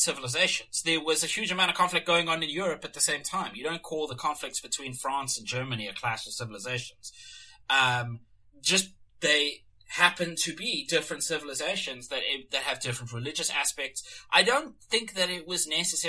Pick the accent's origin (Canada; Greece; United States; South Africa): South Africa; now in Australia; I grew up in South Africa.